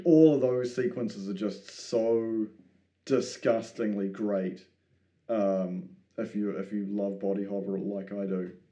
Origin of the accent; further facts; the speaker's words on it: New Zealand; me being a New Zealander